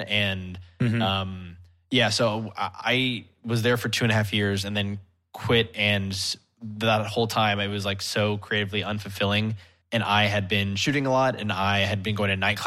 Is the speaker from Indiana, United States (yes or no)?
no; Dallas, Texas, United States; moved away as an adult; also born or lived in Chicago; now in New York, United States; I'm originally from Dallas and moved in 2012